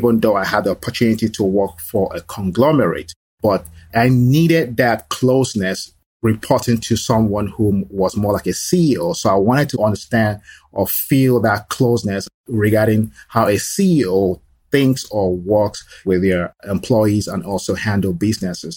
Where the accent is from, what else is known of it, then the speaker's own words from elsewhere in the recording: Nigeria; moved away as an adult; also born or lived in Lagos / Florida / Texas; now in Dallas, United States; I am originally from Nigeria, and I was born in Nigeria. So my childhood and my adult years were spent in Nigeria.